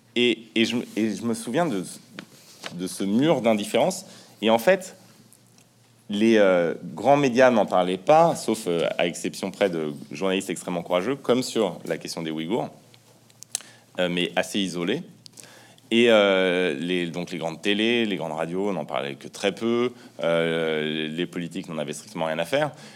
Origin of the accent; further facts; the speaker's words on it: France; quand on est français, même si on vient d'extrêmement loin, si sa famille euh, est euh, immigrée, comme la mienne par exemple